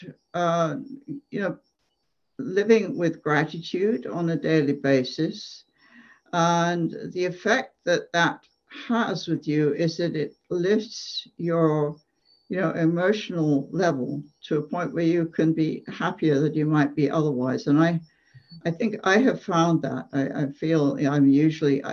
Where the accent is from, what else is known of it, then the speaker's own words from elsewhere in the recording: England, United Kingdom; moved away as an adult; I grew up in England, and as a child, I used to play on my grandparents' farm